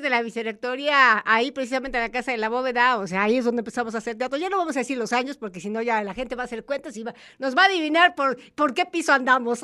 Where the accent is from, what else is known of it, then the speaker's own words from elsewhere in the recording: Mexico; nuestro lazo que como mexicanos